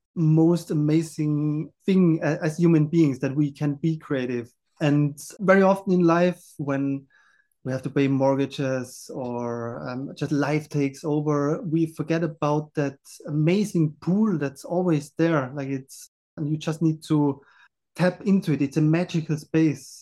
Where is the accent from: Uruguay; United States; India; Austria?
Austria; I grew up in the Austrian mountains